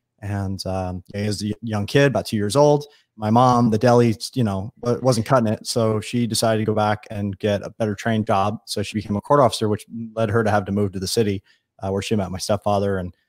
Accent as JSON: {"language": "English", "area": "Long Island", "region": "New York", "country": "United States", "tie": "born or raised there", "said": "I grew up on Long Island, which is a little community east of New York, about 2 million people."}